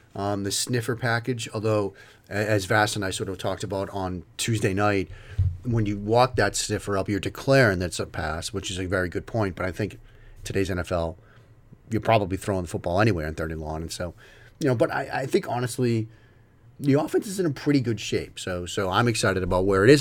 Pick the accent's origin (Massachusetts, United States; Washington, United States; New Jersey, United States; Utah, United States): Massachusetts, United States; Waltham; you hear the accent. If you listen to this, you know, I grew up around Boston in the Wal, in Waltham.